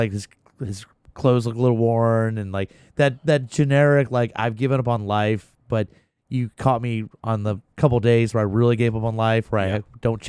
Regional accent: Alaska, United States; We're from Alaska. We know what cold feels like, bitch.

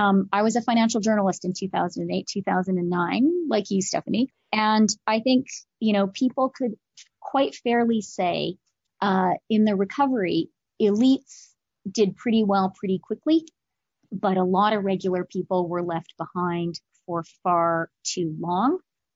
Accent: Canada; And I'm Canadian too, so that comes naturally to me.

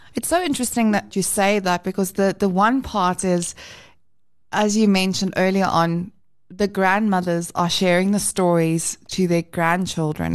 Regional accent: South Africa

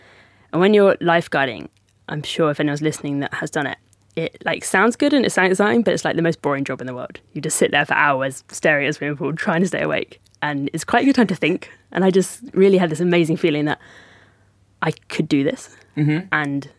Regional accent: Devon, South West England, United Kingdom; I grew up in Devon, like right on the south coast of Devon, like probably as far from any mountains as you can get in the UK.

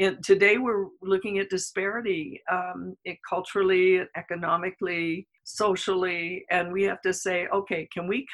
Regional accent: New York, United States; moved away; I'm originally from New York

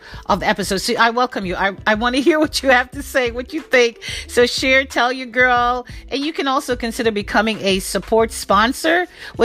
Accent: Jamaica; Being Jamaican

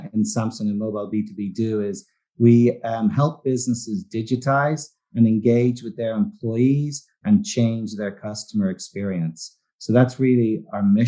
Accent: Dublin, Leinster, Ireland; moved away; I grew up in Dublin in Ireland

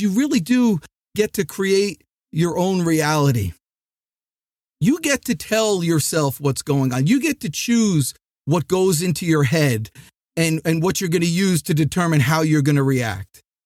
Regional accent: New Jersey, United States; now in Atlanta, United States; I'm from New Jersey

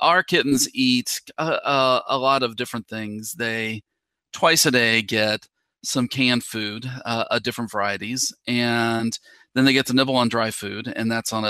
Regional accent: West Virginia, United States; moved away as an adult; also born or lived in Minnesota / Tennessee; now in Georgia, United States; I am originally from West Virginia

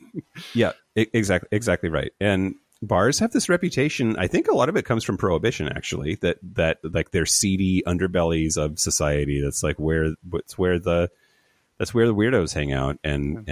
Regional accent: Eastern Washington, United States; I grew up in Eastern Washington

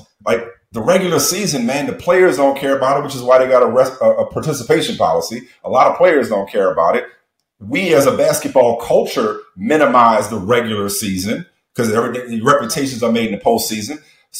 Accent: New Orleans, Louisiana, United States; I grew up in New Orleans, right? Similar to Houston, Didi. Like, we wear loud stuff.

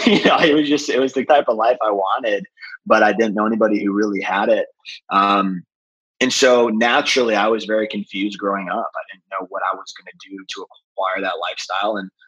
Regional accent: North Chicago, Illinois, United States; moved away as an adult; also born or lived in Goodyear, Arizona; now in San Diego, United States; I grew up in North Chicago, about 45 minutes north of the city

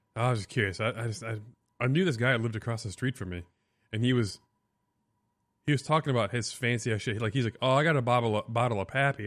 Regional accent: South Beloit, Illinois, United States; now in Florida, United States; I grew up in South Beloit, Illinois

